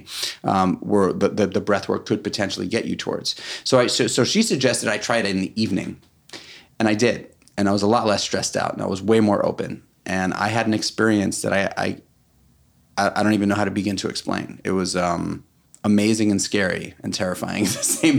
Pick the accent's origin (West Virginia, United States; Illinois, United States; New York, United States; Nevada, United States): New York, United States; New York City; We're both from New York City. It's very, very rare that you find New York City born and breders